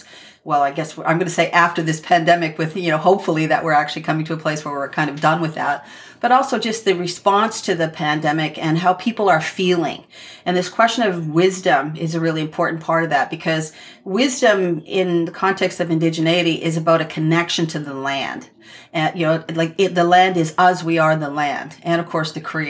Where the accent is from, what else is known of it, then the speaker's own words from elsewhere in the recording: southern central Ontario, Canada; I'm from the Chippewas of Georgina Island First Nation, which is in southern central Ontario